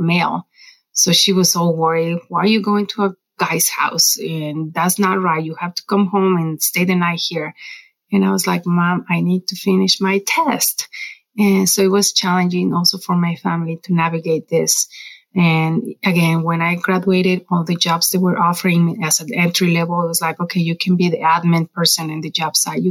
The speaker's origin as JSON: {"language": "English", "country": "Mexico", "second_language": "English", "moved": "as an adult", "lives_now": "Colorado, United States", "said": "I'm from Mexico. English was my, I studied English in high school and college"}